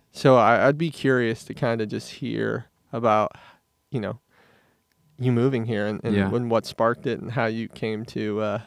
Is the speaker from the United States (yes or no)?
yes; Midwest, United States; We had that thing in common where we're both from the Midwest, yeah. A small town, not a lot of things to do.